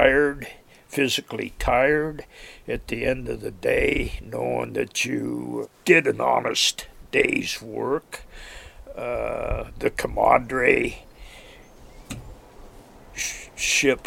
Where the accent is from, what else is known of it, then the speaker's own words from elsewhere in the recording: Lebanon, Oregon, United States; now in Alaska, United States; I was born in Lebanon, Oregon, and August 16th, 1944